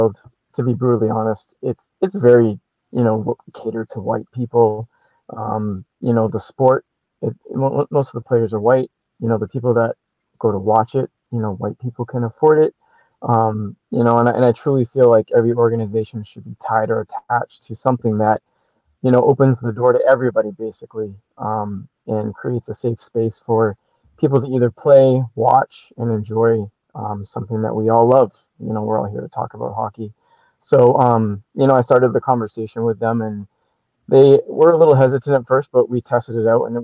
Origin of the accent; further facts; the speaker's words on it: Maine, United States; moved away as an adult; also born or lived in Montreal, Canada; now in Jacksonville, United States; I was born in Montreal and grew up in Maine